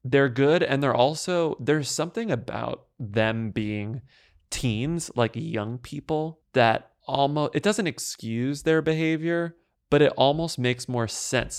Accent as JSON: {"language": "English", "region": "Texas", "country": "United States", "said": "I'm from Texas, too."}